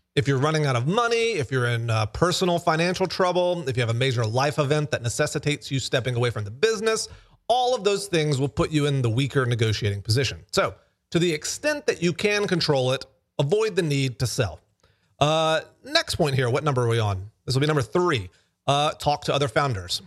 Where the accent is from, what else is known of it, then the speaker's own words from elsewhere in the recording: Alabama, United States; I am from Alabama